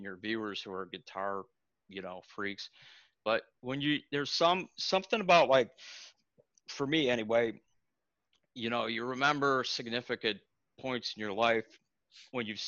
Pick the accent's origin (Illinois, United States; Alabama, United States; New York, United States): Illinois, United States; Libertyville; Libertyville, Illinois, actually is my hometown. I was born there.